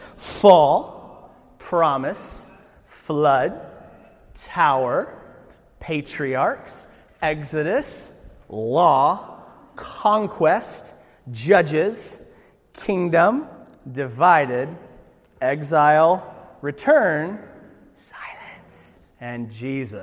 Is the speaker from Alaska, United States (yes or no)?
yes; Alaska, United States; I'm from Alaska